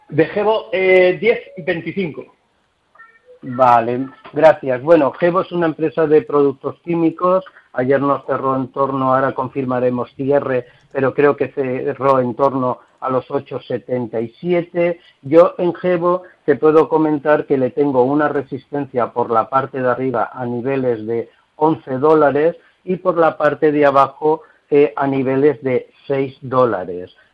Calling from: Seville, Andalusia, Spain; de Sevilla y le preguntaba la analista por Palantir de Estados Unidos.

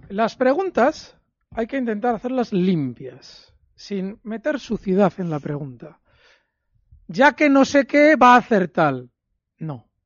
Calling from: Ciudad Real, Castilla-La Mancha, Spain; Hola, buenas tardes. Soy … de Ciudad Real.

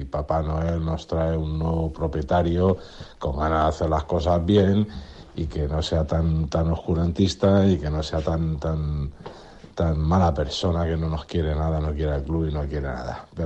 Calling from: Burjassot, Valencian Community, Spain; Buenas noches templarios … de Burchasot.

